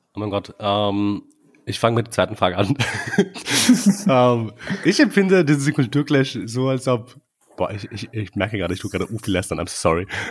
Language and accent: German; Vienna, Austria; ich bin halt aufgewachsen mit verschiedenen sehr vielen Einflüssen in Österreich, in, in Wien vor allem.